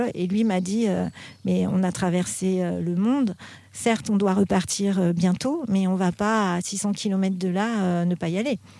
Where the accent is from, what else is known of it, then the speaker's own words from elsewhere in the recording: Paris, Île-de-France, France; also born or lived in Vétheuil; je suis petite parisienne